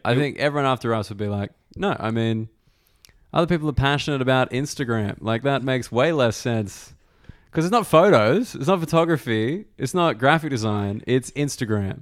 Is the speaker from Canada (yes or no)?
no; Australia; as an Australian